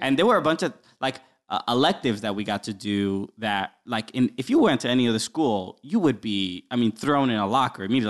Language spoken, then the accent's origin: English; New York City, New York, United States; I grew up in Brooklyn. Uh, my parents are originally from the Dominican Republic, uh, but I was, uh, I'm from here. I was the only one born here.